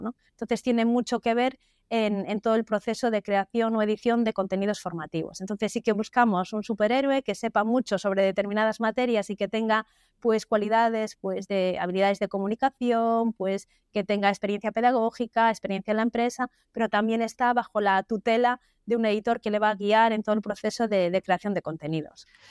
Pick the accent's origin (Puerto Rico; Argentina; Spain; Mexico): Spain; Galicia; also born or lived in Vigo; todos somos gallegos